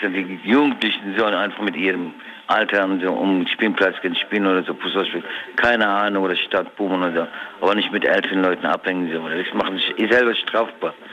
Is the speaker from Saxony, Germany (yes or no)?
no; Germersheim, Rhineland-Palatinate, Germany; Aus Germersheim.